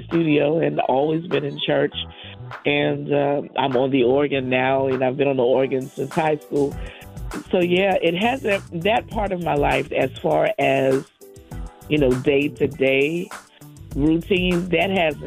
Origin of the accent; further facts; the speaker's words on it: South Carolina, United States; also born or lived in Boston, Massachusetts; we moved from Boston to South Carolina in the 70s. And I was a young child